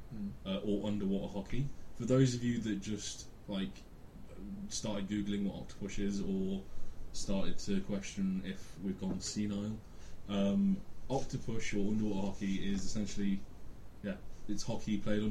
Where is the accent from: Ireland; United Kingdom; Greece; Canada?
United Kingdom; Cheshire, North West England; moved away as an adult; now in Bangor, United Kingdom; I'm originally from Cheshire, now living in Bangor